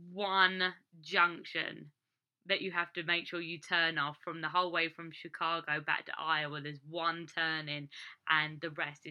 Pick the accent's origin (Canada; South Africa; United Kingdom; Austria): United Kingdom; England; born or raised there; moved away as an adult; now in United States